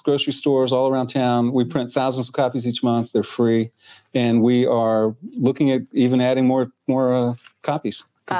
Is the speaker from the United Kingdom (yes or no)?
no; Germany; now in Clarksville, United States; I was born in Germany.